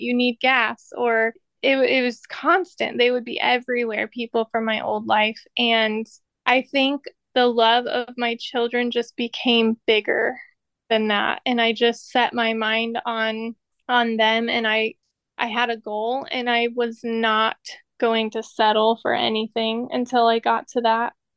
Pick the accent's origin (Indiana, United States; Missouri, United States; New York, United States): Indiana, United States; I grew up here in Indiana. I've been here pretty well my whole life.